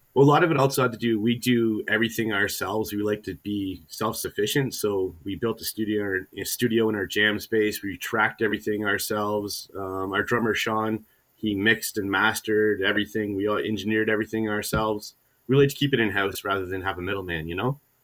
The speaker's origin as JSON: {"language": "English", "town": "Hamilton", "region": "Ontario", "country": "Canada", "tie": "born or raised there", "said": "I was born and raised in Hamilton"}